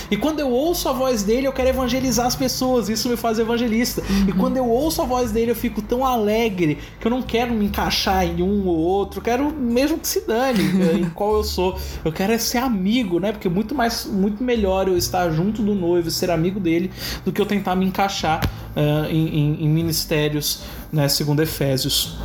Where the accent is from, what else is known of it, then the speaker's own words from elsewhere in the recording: Santa Catarina, Brazil; sou de Santa Catarina